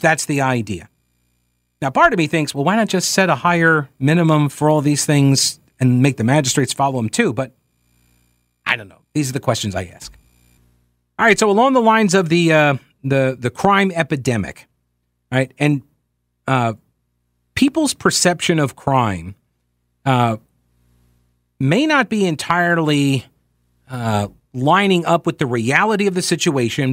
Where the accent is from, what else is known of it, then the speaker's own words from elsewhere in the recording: Long Island, New York, United States; moved away; I'm originally from Long Island, I grew up about fifty miles east of the city.